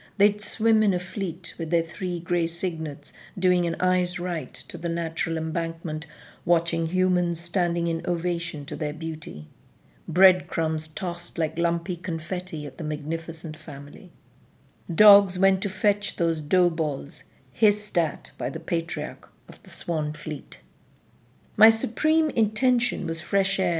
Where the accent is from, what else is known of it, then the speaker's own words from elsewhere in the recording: southeastern India, India; also born or lived in Madras / Kent; now in London, United Kingdom; Growing up in southeastern India